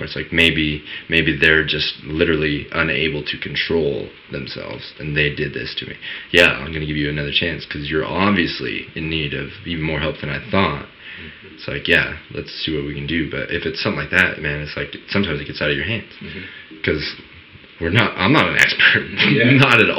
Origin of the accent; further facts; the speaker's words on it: United States; I grew up in Woolley. I was born and raised.